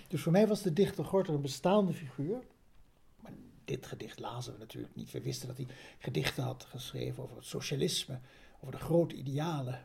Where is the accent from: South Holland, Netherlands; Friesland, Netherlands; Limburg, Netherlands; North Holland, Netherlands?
North Holland, Netherlands; Bergen aan Zee; ik groeide op in Berg aan Zee